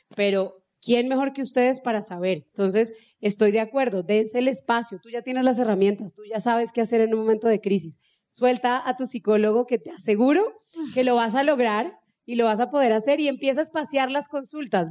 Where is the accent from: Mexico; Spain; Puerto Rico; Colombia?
Colombia; Cúcuta, Norte de Santander; mi familia viene de una región, los que son de acá, pues somos de Cúcuta y pues allá somos bien secos y hablamos bien golpeado